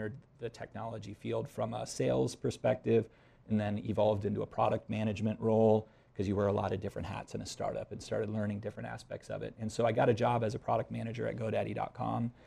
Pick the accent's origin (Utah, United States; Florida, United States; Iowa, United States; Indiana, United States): Iowa, United States; moved away as an adult; also born or lived in Phoenix, Arizona; I grew up in Iowa, and I moved to Phoenix, Arizona. I was out there for about 12 years